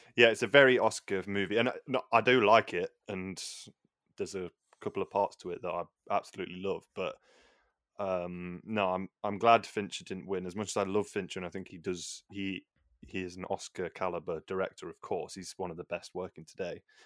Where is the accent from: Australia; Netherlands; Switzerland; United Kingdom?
United Kingdom; England; we're both English